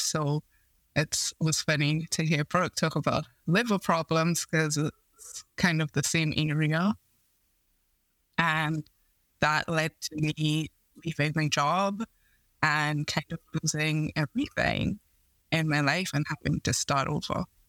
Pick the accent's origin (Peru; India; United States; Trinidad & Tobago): Trinidad & Tobago; I grew up in Trinidad and Tobago in the Caribbean